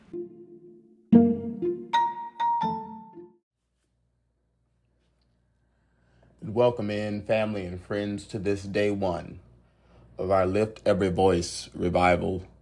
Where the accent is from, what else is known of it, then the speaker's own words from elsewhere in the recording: the South, United States; accent: pure country; I come from the South